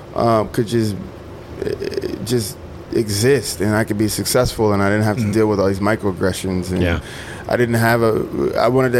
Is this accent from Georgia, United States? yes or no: no; Mississippi, United States; I'm a communitarian. I'm from Mississippi. I like being in little hole-in-the-wall fish shacks that are the best restaurants on the planet.